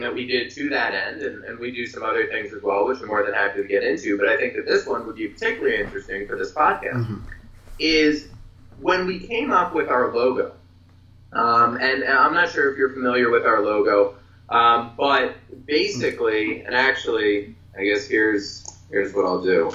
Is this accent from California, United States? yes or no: no; Philadelphia, Pennsylvania, United States; I'm from Philadelphia